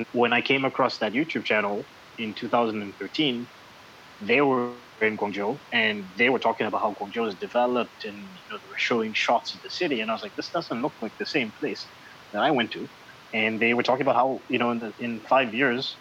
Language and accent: English; Canada; moved away as an adult; also born or lived in Zambia; now in China; I was born in Zambia, ended up in Canada, and, you know, so I consider myself Canadian.